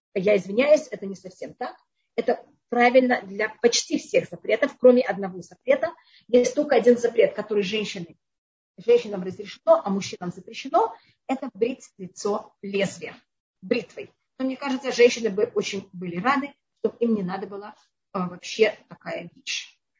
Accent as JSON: {"language": "Russian", "region": "Tashkent", "country": "Uzbekistan", "tie": "born or raised there", "moved": "yes", "said": "я жила в Ташкенте тогда, я там родилась"}